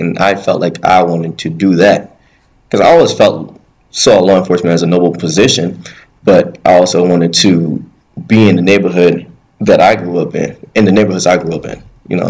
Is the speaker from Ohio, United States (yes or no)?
no; New York, United States; So I grew up in New York